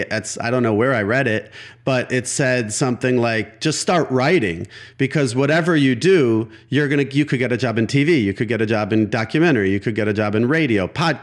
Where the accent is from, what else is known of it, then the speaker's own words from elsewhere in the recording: Milwaukee, Wisconsin, United States; the alternative newspaper of Milwaukee, my hometown